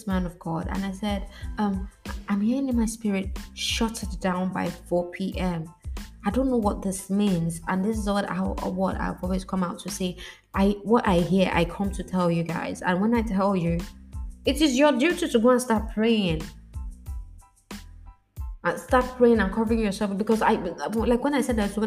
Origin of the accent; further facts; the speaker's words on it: Nigeria; the street I grew up in Nigeria